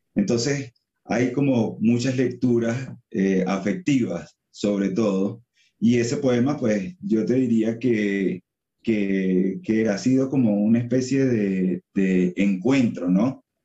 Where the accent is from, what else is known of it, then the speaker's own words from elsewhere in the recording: Venezuela; also born or lived in Colombia / San Cristóbal, Venezuela; yo soy venezolano, sí, eh, soy venezolano, mi mamá es de San Cristóbal, que es como la ciudad fronteriza con Colombia, yo viví un tiempo en, Colombia, viví un tiempo en, en San Cristóbal